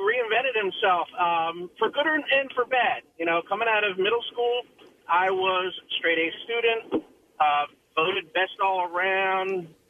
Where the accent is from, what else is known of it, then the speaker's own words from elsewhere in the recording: Atlantic City, New Jersey, United States; I grew up in Atlantic City.